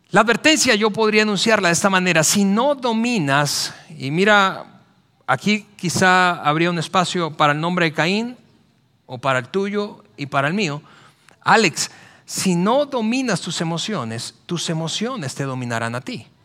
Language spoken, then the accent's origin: Spanish; central Mexico, Mexico; Es, que así somos los mexicanos, así somos los latinoamericanos, así somos los del centro del país.